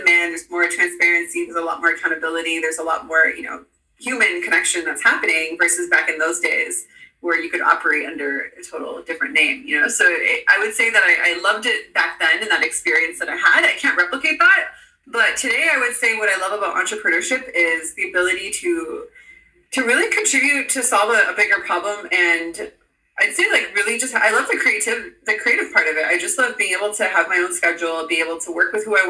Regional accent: Canada; moved away as an adult; also born or lived in Dominican Republic / Brazil; having lived in the Dominican Republic and, you know, growing up in Canada

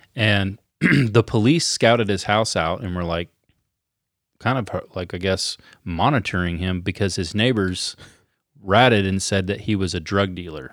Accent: United States; we're Americans

